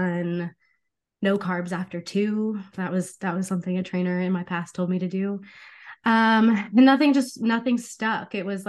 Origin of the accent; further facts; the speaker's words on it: Arizona, United States; I mean, I'm from Arizona.